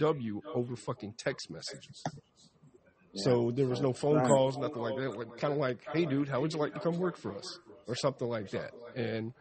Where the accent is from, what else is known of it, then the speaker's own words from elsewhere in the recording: the South, United States; A Southern people